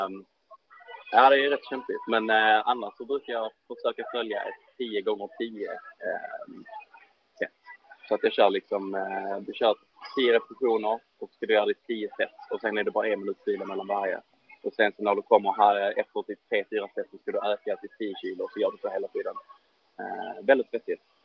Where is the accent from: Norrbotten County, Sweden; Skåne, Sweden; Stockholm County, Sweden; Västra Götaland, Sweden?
Skåne, Sweden; Ystad; min hemstad Ystad